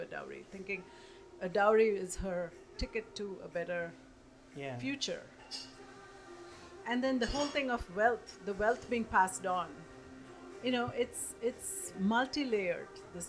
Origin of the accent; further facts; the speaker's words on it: India; born and brought up in India as a female